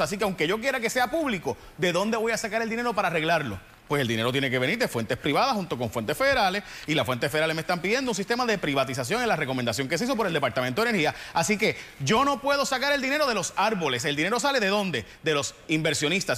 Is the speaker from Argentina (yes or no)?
no; San Lorenzo, Puerto Rico; now in San Juan, Puerto Rico; yo soy de San Lorenzo. Yo vivo en San Juan, pero, pero soy de San Lorenzo